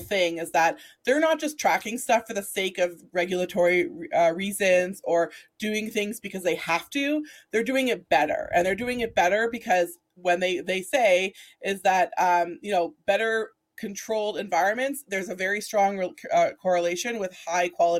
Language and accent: English; Alberta, Canada; Liam, is someone that I grew up with here in Alberta